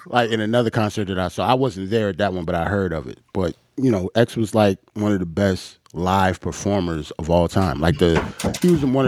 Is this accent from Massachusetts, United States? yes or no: no; New York, United States; I grew up in New York